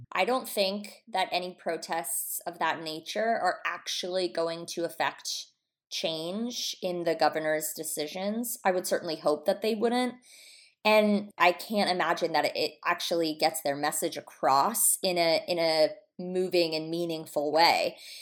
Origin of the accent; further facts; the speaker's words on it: Atlanta, Georgia, United States; now in Los Angeles, United States; we're from Atlanta.